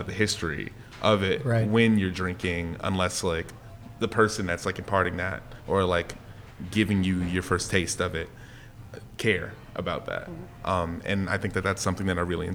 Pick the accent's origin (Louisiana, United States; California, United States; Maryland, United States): Louisiana, United States; New Orleans; I'm from here